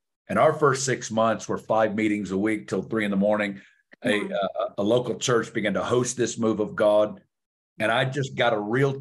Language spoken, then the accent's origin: English; Alma, Arkansas, United States; accent: Southern; moved away; you're going to hear a Southern accent for you listeners out there. I'm from Northwest Arkansas, little town called Alma, about 3,000 people. My dad was a factory worker.